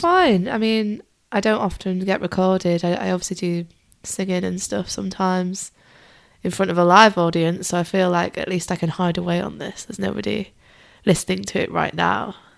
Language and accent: English; Lake District, Cumbria, North West England, United Kingdom; moved away; I'm originally from the Lake District, or if you want to be less posh, call it Cumbria.